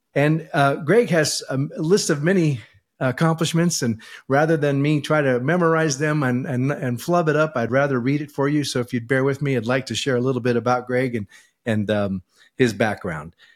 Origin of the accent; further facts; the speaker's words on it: California, United States; moved away as an adult; now in Idaho, United States; we were bo-, both born and raised in California, and we moved here about a year ago as well